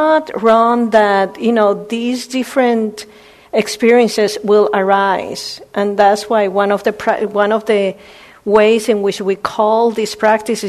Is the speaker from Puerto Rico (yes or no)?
yes; Puerto Rico; I was born in Puerto Rico.